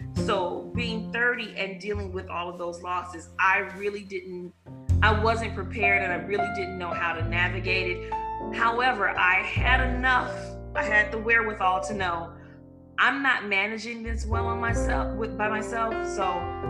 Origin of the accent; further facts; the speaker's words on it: Chicago, Illinois, United States; also born or lived in Louisiana; I was born and raised in Chicago